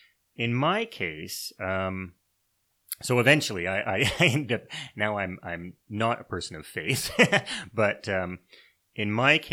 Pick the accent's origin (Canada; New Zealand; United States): Canada; like many people, I was raised many people in Canada anyway, I was raised within the church.